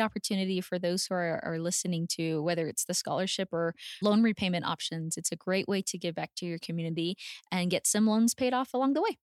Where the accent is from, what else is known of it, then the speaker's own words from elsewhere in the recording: El Paso, Texas, United States; also born or lived in Houston, Texas; I was born and raised in El Paso, Texas